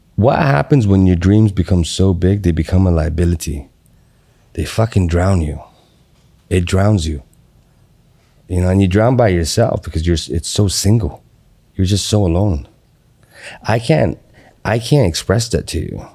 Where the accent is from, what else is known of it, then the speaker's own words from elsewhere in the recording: Qatar; moved away; also born or lived in Atlanta, United States; I grew up in Qatar. And then I moved to Atlanta. Then I went back to Qatar.